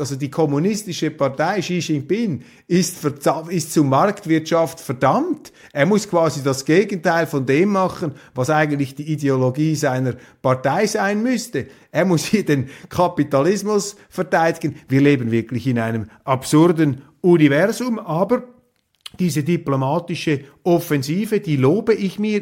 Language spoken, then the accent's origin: German; Switzerland; als äh, Schweizer